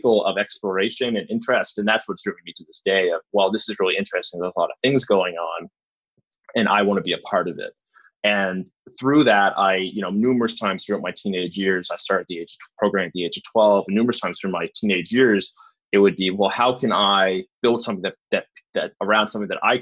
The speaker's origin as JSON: {"language": "English", "town": "Bridgewater", "region": "Nova Scotia", "country": "Canada", "tie": "born or raised there", "said": "I grew outside of that in a little town called Bridgewater"}